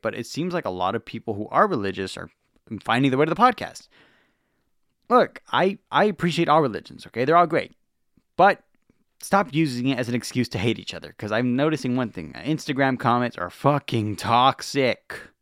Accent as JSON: {"language": "English", "town": "Los Angeles", "region": "California", "country": "United States", "said": "I'm from Los Angeles"}